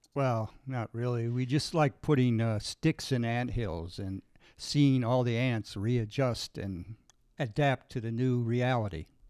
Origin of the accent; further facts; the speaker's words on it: Lockport, Illinois, United States; I grew up in Lockport